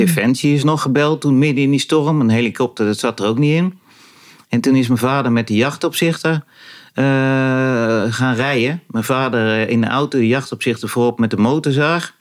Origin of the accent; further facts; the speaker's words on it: Rozendaal, Gelderland, Netherlands; now in Loenen, Netherlands; het huis waar ik opgroeide de ligt in de Inbos. Dat was een jachthuis. En dat ligt in, eh, dat was toen, het ligt in de gemeente Roosendaal